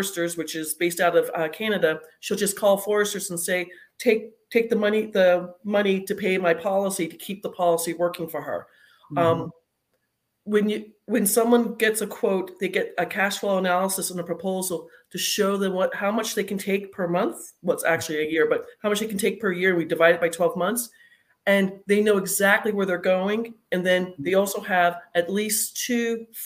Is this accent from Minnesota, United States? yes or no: no; Arizona, United States; moved away as an adult; now in North Carolina, United States; I was originally from Arizona. I just moved to North Carolina in the last few weeks